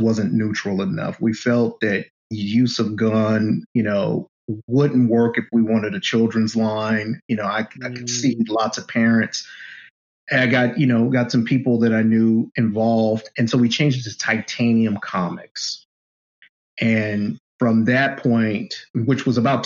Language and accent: English; Oakland, California, United States; I grew up in East Oakland